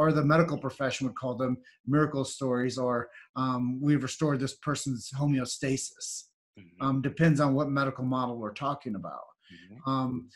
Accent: Davenport, Iowa, United States; I was born and raised in Davenport, Iowa

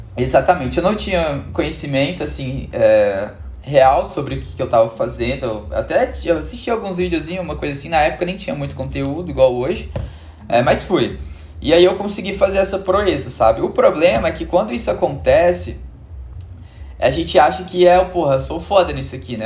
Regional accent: Belo Horizonte, Minas Gerais, Brazil; moved away as an adult; now in Santa Catarina, Brazil; eu sou de Belo Horizonte

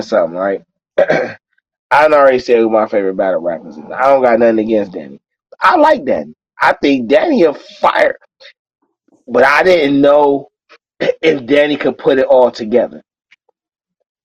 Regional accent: Cleveland, Ohio, United States; I'm from Cleveland, Ohio

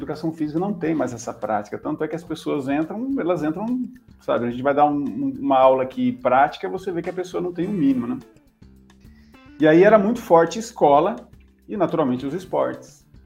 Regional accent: Centenário do Sul, Paraná, Brazil; porque eu sou natural do norte do Paraná, uma cidadezinha perto de Londrina, Centenário do Sul

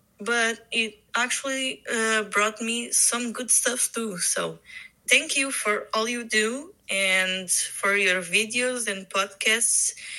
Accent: Portugal; from Portugal.

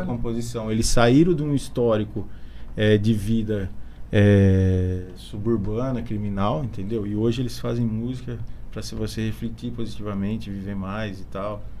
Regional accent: Bariri, São Paulo, Brazil; eu sou de Bariri, nasci aqui

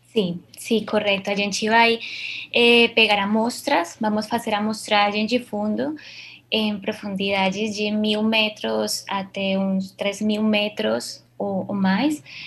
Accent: Colombia; Portuguese is a second language; now in Brazil; Eu sou colombiana

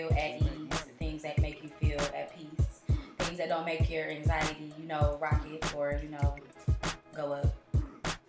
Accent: Cleveland, Ohio, United States; I'm from Cleveland, 216, all day, every day

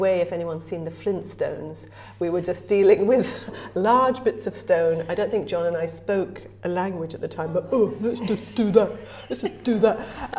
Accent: England, United Kingdom; accent: English; now in Ireland; I came to Ireland because I was following this pulse inside me, mm. right? And despite my incredibly English accent, I feel really at home in Ireland.

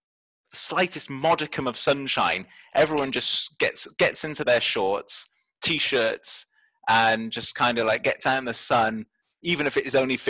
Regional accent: Welsh, Wales, United Kingdom; Yes, I'm Welsh.

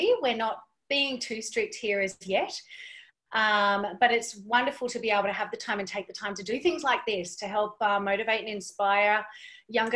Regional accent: Western Australia, Australia; moved away as an adult; also born or lived in Brisbane; I'm from Western Australia myself

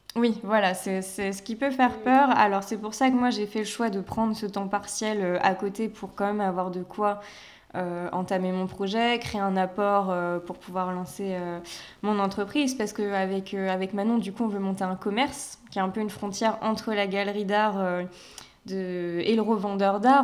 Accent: Paimpol, Brittany, France; moved away; also born or lived in Rennes / Nantes; arrivée à Nantes, parce que même à Rennes, c'est comme si j'étais pas partie de Paimpol

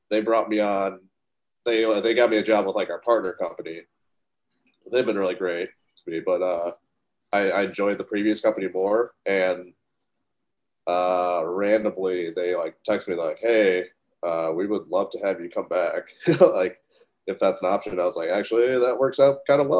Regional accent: Wisconsin, United States

